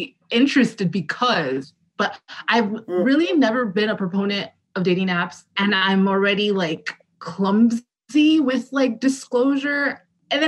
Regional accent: Nigeria; as a Nigerian

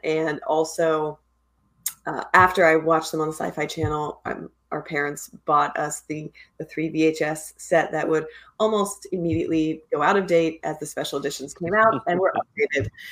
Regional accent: Pennsylvania, United States; moved away; I grew up in Pennsylvania in like a, a pretty small area.

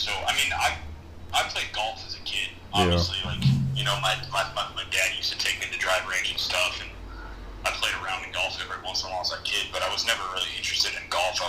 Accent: Chicago, Illinois, United States; So I'm from Chicago. I grew up playing baseball.

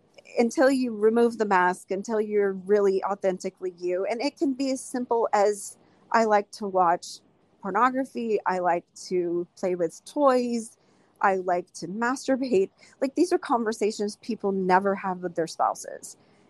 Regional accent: the South, United States; because I'm from the South.

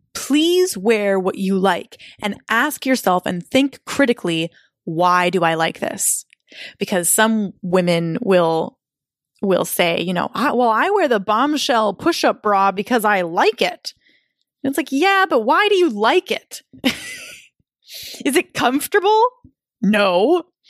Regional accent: Minnesota, United States; I was living in my hometown with my boyfriend at the time

